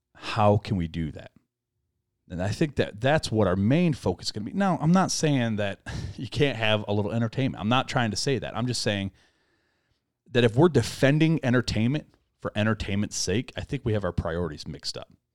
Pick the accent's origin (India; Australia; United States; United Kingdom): United States; we as American Christians